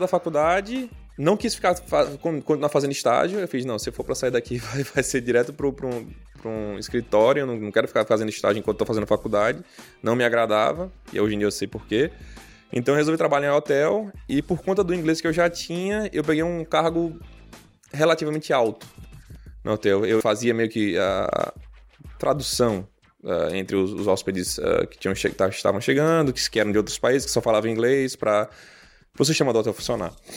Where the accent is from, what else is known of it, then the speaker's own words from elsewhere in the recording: Recife, Pernambuco, Brazil; moved away as an adult; now in United States; principalmente morando em Recife, eu sou pernambucano nato